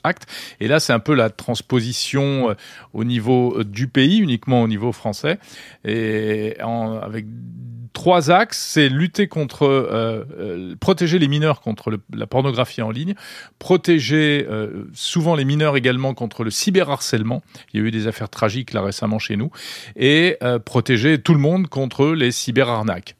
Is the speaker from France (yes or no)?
yes; France; Chez nous, en France